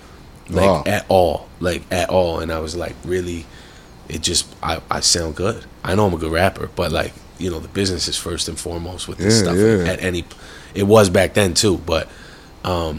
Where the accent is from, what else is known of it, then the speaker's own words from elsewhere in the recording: Ajax, Ontario, Canada; I'm from Ajax